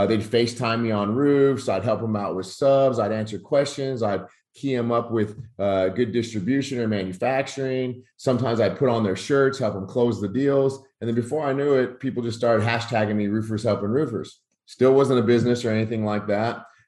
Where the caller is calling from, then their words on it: Rockwall, Texas, United States; Out of Rockwall, Texas, about 45 minutes outside of DFW